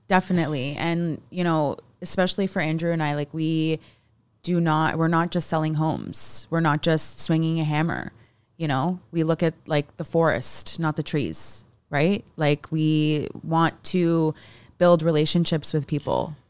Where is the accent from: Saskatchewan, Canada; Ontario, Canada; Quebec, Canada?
Ontario, Canada; Mississauga; now in Hamilton, Canada; us growing up in Mississauga